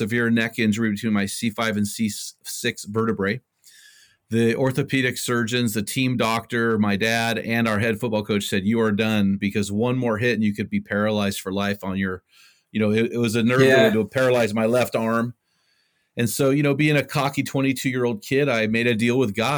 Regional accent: Cal Poly, California, United States; Cal Poly, which is my hometown

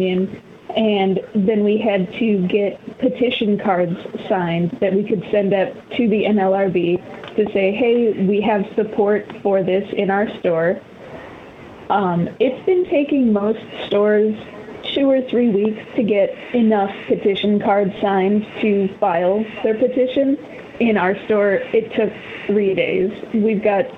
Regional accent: Chicago, Illinois, United States; moved away as an adult; also born or lived in Northern California; now in Eugene, United States; I grew up in Chicago. I lived there for 25 years.

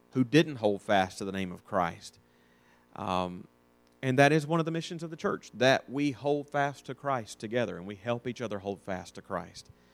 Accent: North Alabama, United States; I'm from North Alabama

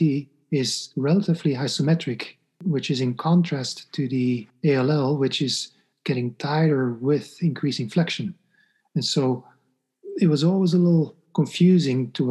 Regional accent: Belgium; moved away as an adult; now in New York, United States; I'm from Belgium

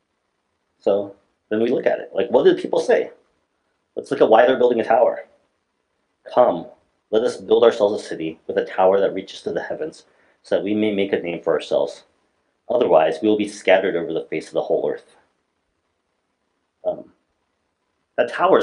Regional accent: Alaska, United States; I'm from Alaska

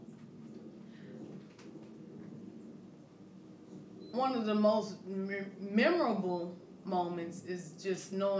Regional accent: Midland, Texas, United States; I was born and raised in Midland, Texas

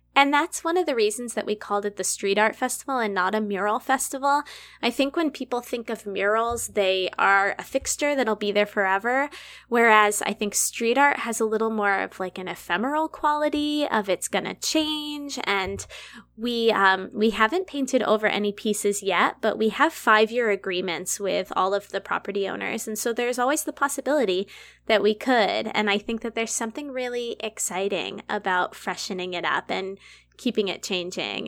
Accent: Massachusetts, United States; now in Humboldt, United States; I'm from Massachusetts.

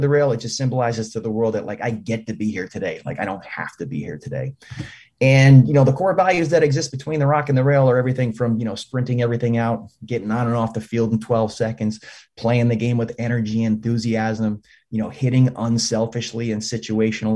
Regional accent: Albany, New York, United States; I'm from Albany, New York

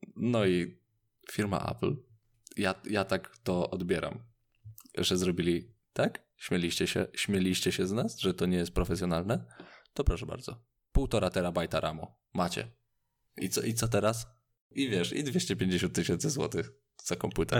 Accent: Radom, Masovian Voivodeship, Poland; Ja z Radomia

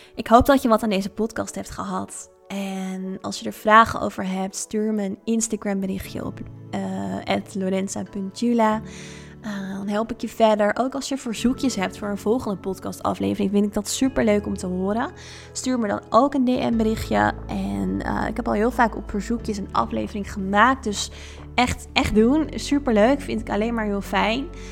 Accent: Netherlands; also born or lived in Thailand; now in Ibiza, Spain; Eigenlijk al heel jong ben ik veel gaan reizen en ben ik weggegaan uit Nederland.

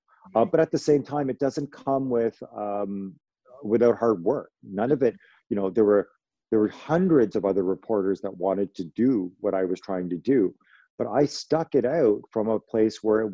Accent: Toronto, Ontario, Canada; I'm from Toronto, I'm from Canada

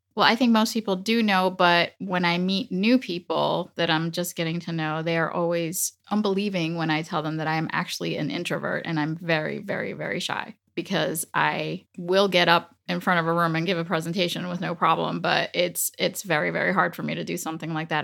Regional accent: Dominican Republic; first language Spanish; English is a second language; moved away; also born or lived in United States; my father took me down to the Dominican Republic and I was raised there

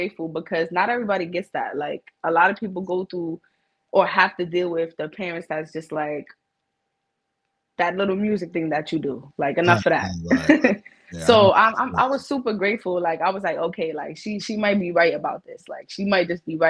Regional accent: New York City, New York, United States; I am from the Bronx, New York. Big BX in the building

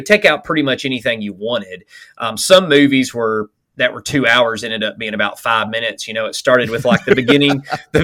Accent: Alabama, United States; I'm from Alabama, so ain't, that was part of our typical vocabulary

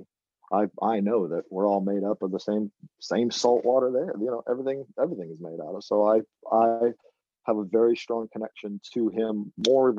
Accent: Jacksonville, Florida, United States; now in Nantucket, United States; I grew up in Florida, Northeast Florida in Jacksonville.

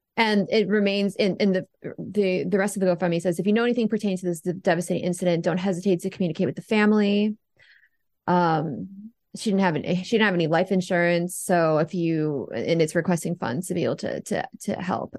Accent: United States; I am American

